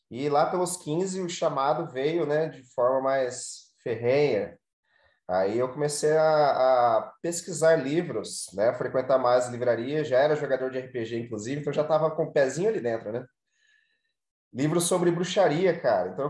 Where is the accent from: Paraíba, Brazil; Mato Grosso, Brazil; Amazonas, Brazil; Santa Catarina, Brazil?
Mato Grosso, Brazil; born or raised there